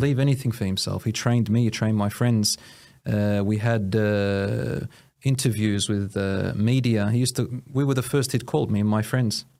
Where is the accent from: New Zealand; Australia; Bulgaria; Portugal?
Australia; Williamstown, Victoria; also born or lived in Newport; I was born in Australia, Williamstown, and I was raised with, uh, a particular village belonging to my mother's.